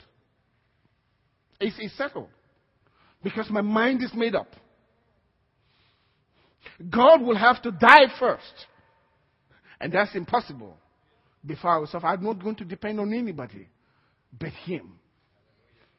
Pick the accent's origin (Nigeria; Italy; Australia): Nigeria; now in United States; I am first a Christian before I'm a Nigerian.